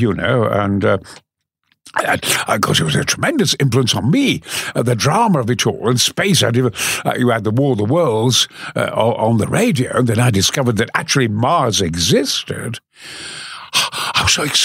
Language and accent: English; Goldthorpe, Yorkshire and the Humber, United Kingdom; also born or lived in Mexborough; lived in Goforth